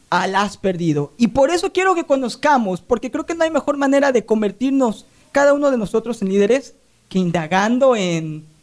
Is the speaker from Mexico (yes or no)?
yes; Mexico; aunque tú eres colombiano y yo soy mexicano, somos hispanos